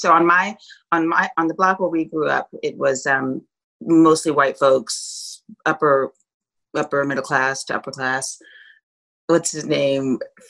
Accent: New York City, New York, United States; So I grew up in New York City in the 70s

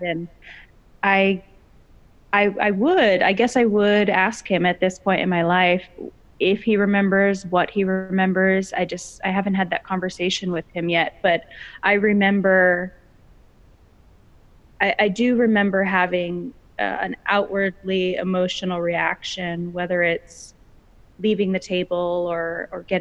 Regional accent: Los Angeles County, Southern California, United States; I was born and raised in Southern California, specifically Los Angeles County

